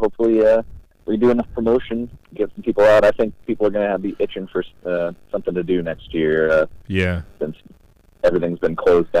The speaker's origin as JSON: {"language": "English", "town": "Gloversville", "region": "New York", "country": "United States", "tie": "born or raised there", "moved": "yes"}